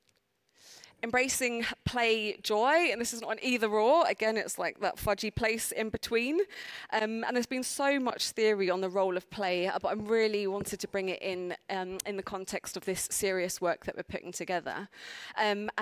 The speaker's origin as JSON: {"language": "English", "region": "London", "country": "United Kingdom", "accent": "South London", "said": "my South London accent"}